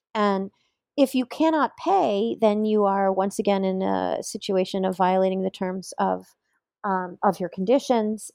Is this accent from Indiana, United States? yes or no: yes; Bloomington, Indiana, United States; here in Bloomington, my hometown